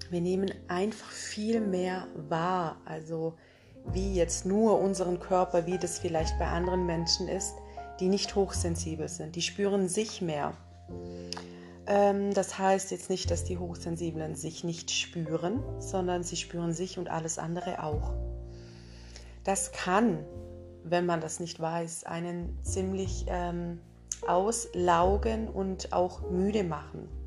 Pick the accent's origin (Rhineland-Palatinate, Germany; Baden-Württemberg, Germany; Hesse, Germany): Baden-Württemberg, Germany; Isny im Allgäu; ich komme aus Isny im Allgäu und begleite viele Frauen und auch Männer in ihre wahre Essenz.